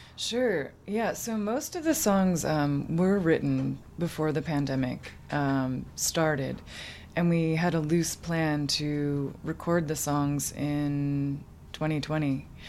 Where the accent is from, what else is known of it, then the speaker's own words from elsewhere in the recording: Townsend, Massachusetts, United States; moved away as an adult; now in Bay Area, United States; I grew up in um, a small town called Townsend, Massachusetts.